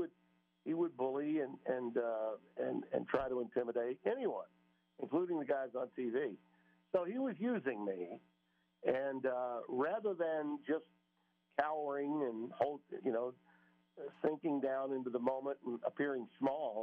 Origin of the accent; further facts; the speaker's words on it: Louisiana, United States; I was from Louisiana